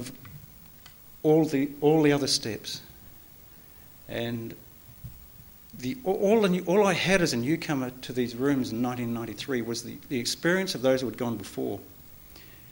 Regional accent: New Zealand; I was born in New Zealand.

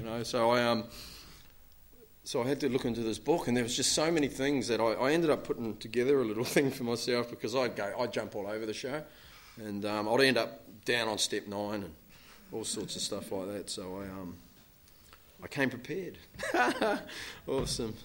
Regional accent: New Zealand; I'm from New Zealand

